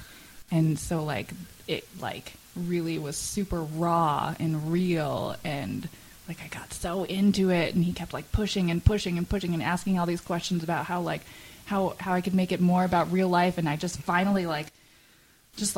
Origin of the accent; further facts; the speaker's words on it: Canton, New York, United States; also born or lived in Chicago / South Dakota; now in Maine, United States; Canton is where I'm from.